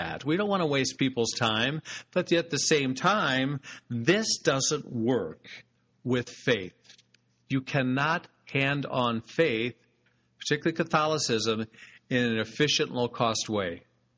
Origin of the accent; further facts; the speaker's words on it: United States; we're American consumers